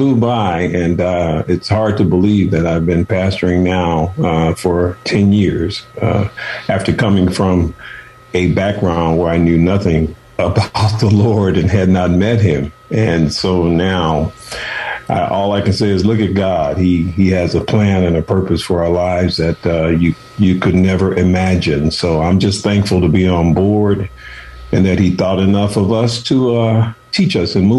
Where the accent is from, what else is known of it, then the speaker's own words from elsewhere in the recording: Chicago, Illinois, United States; moved away as an adult; also born or lived in Oakland / San Francisco; I'm from Chicago, and my mother and father had 13 children